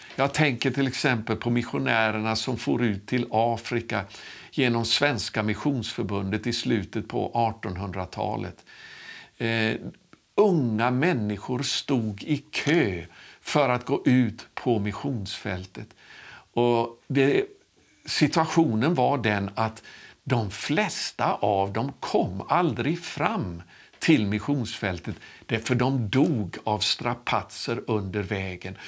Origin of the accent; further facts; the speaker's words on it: Sweden; moved away; also born or lived in St. Louis, Missouri, United States; jag skulle återvända till Sverige